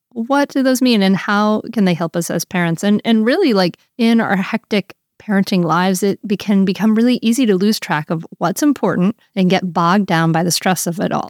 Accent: Rhode Island, United States; I grew up in Rhode Island

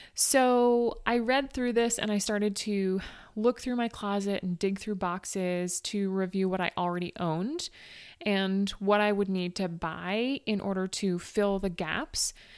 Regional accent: Northeast, United States; I'm from the Northeast where it routinely gets cold.

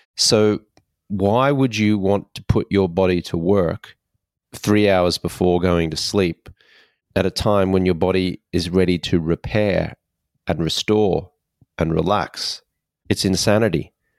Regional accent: Australia; I grew up in Australia

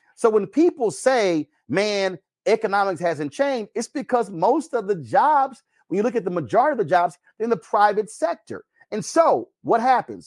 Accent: Texas, United States; I'm from Texas

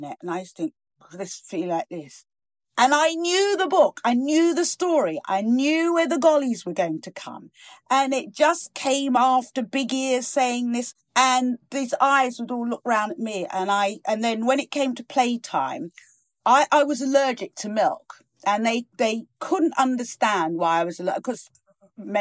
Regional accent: Virginia Water, South East England, United Kingdom; also born or lived in East Africa / Norfolk; where I grew up in Virginia Water

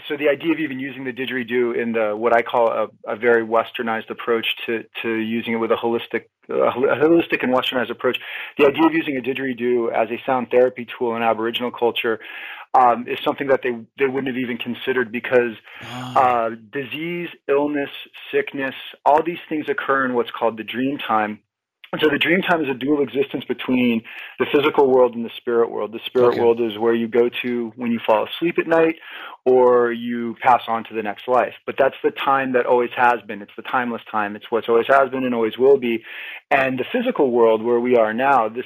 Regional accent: New Hampshire, United States; also born or lived in Brooklyn, New York; I grew up in New Hampshire

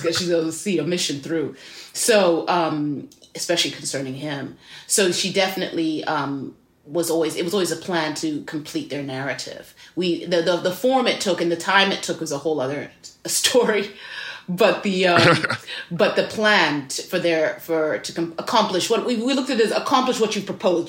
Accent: Zimbabwe; moved away as an adult; also born or lived in Midwest, United States; now in United States; I was born in the Midwest, that I, um, my parents were here for university, and then my par-, my father was a professor here, and then I moved to Zimbabwe when I was five, six years old, so I grew up there, came back here for college, and have been here ever

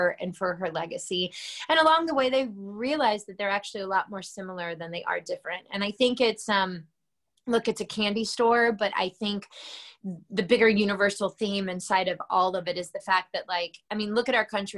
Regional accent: Georgia, United States; moved away; my hometown in Georgia.

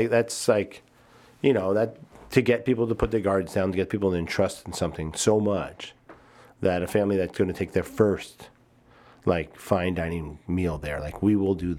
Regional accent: New York, United States; moved away as an adult; now in Chicago, United States; I was from New York

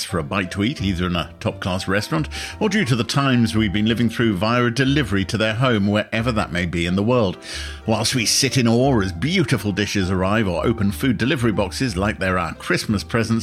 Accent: Harrow, London, United Kingdom; we both grew up in the London borough of Harrow

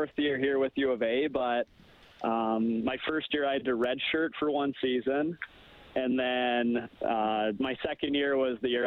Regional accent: Wetaskiwin, Alberta, Canada; I grew up, born and raised in Wetaskiwin.

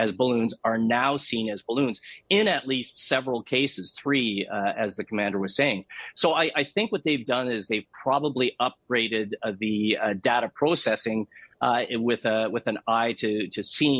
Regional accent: Canada; as a Canadian boy

